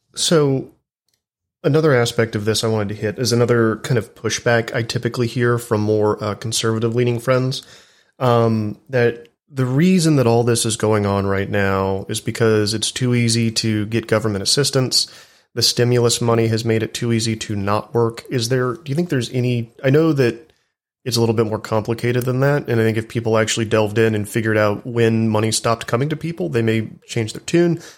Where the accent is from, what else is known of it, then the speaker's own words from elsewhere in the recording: Texas, United States; I'm from Texas. Uh, I still live in the South